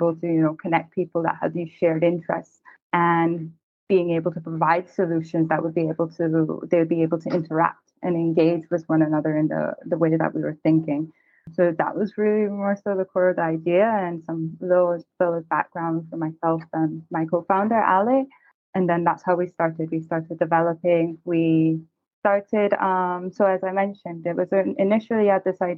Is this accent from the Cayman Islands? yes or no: yes; Cayman Islands; I'm originally from the Cayman Islands, so naturally grew up on the water